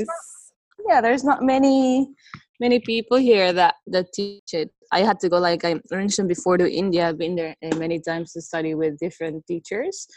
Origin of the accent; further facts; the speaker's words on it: Costa Rica; I'm from Costa Rica